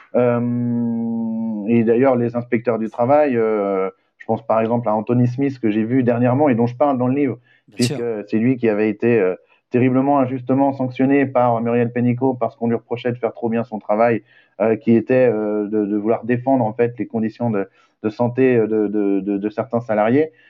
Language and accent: French; western France, France; now in Pantin, France; je viens de l'ouest de la France